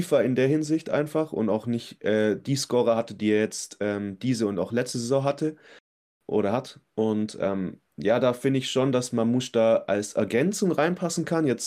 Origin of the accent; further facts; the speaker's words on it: Frankfurt, Hesse, Germany; sehr frustriert irgendwann mal sein als Frankfurter, das kann ich jetzt schon mal sagen.